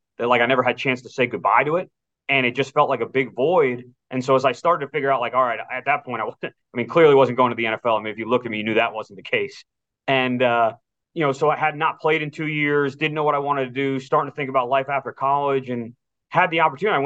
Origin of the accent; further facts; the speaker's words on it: Wellesley, Massachusetts, United States; moved away; my hometown in Wellesley